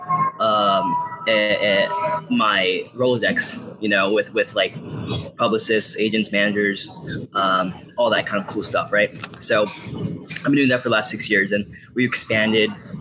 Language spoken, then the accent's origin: English; Virginia Beach, Virginia, United States; also born or lived in Los Angeles; I'm from Virginia Beach, Virginia.